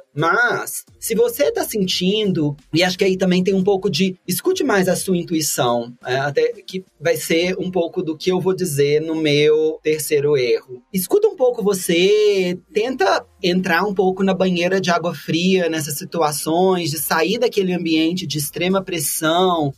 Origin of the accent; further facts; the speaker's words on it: Brazil; a gente é brasileiro